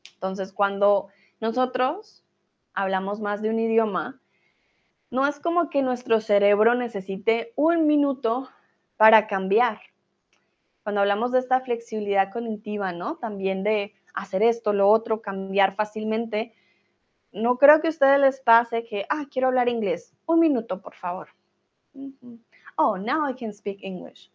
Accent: Colombia

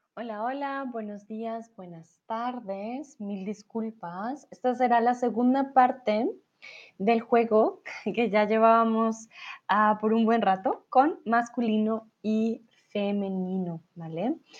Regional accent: Colombia; yo soy de Colombia, si hablamos de la capital de mi país, estamos hablando de Bogotá

